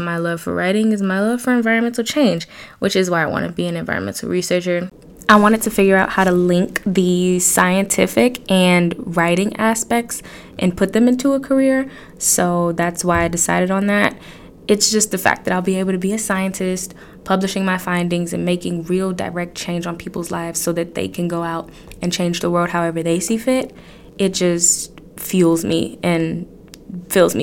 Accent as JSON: {"language": "English", "town": "Detroit", "region": "Michigan", "country": "United States", "tie": "born or raised there", "said": "I'm from Detroit, born and raised"}